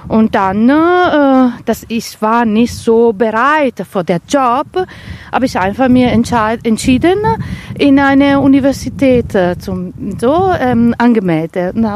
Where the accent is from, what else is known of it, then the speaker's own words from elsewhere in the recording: Vicenza, Veneto, Italy; now in Herne, Germany; Ich komme aus Vicenza und das ist eine so wunderschöne Stadt.